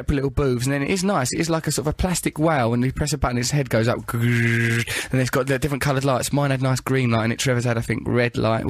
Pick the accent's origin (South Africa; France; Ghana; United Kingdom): United Kingdom; England; It rained throughout the barbecue and we were just like, we're English and just tried to just keep a stiff upper lip and just ignore the rain and the horror of this barbecue.